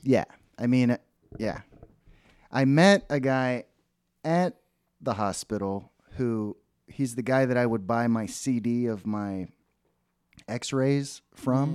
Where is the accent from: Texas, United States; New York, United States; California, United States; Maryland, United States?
Texas, United States; Dallas; where I grew up in Dallas